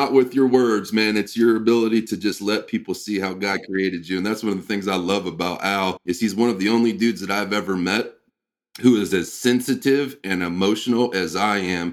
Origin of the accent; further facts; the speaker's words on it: Midwest, United States; growing up in the Midwest like you and I did